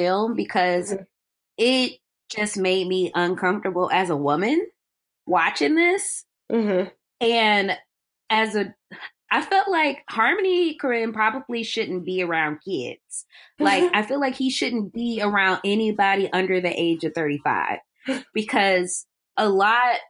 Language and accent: English; Cleveland, Ohio, United States; moved away as an adult; also born or lived in Albany, Georgia; I went to school in Georgia, but I'm from Cleveland